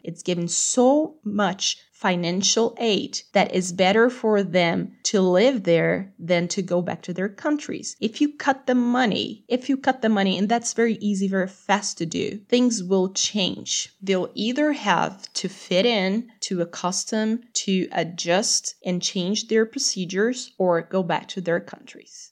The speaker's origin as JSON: {"language": "English", "country": "Brazil", "said": "I'm from Brazil"}